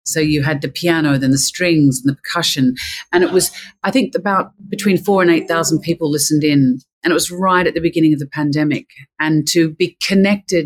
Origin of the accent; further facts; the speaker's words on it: Australia; being Australian, you know, I come from a very non-hierarchical way of filmmaking